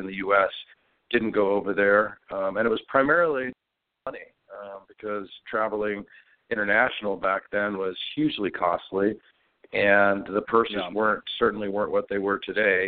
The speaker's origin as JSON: {"language": "English", "region": "West Coast", "country": "United States", "also_born_or_lived": "Scotland", "said": "as an American from the West Coast"}